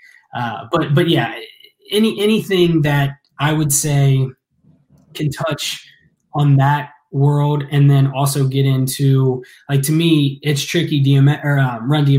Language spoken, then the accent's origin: English; Ross, Ohio, United States; I grew up out in the country, you know, out in Ross, right. Ohio.